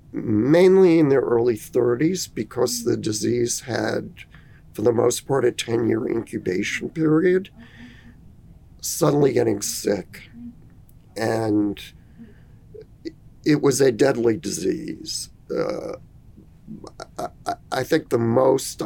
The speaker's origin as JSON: {"language": "English", "region": "New York", "country": "United States", "tie": "born or raised there", "said": "I had the advantages of growing up in New York"}